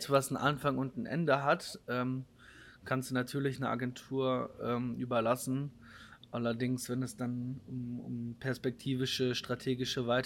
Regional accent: Germany; Typografisch äh, bringt das natürlich nochmal ganz neue, ähm, neue Zeichen auf, jetzt so als Deutscher.

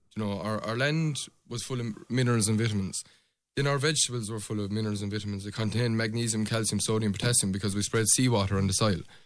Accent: Pallasgreen, Munster, Ireland; I'm from Palace Green. My mother's from Tornafulla, so there's good old blood inside me

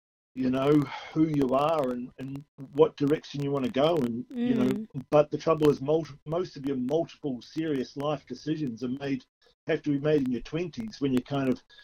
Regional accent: New Zealand; now in Australia; I'm from New Zealand originally

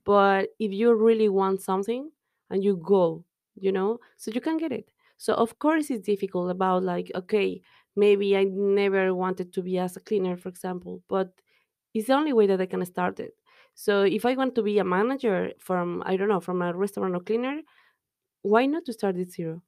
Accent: Mexico; English is a second language; moved away as an adult; now in Dublin, Ireland

